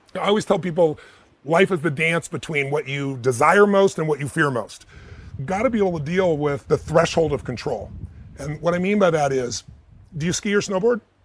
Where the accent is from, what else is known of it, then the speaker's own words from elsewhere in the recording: United States; I'm an American